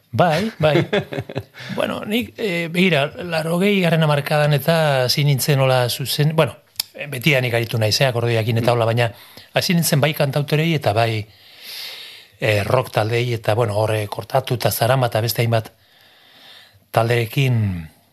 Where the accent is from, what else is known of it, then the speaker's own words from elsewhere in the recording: Irun, Basque Country, Spain; Basque is a second language; lapitze auzoan hemen irunen, gu irunen jaio gara, eta lapitze auzoan auzoan ordu pila bat ematen genituen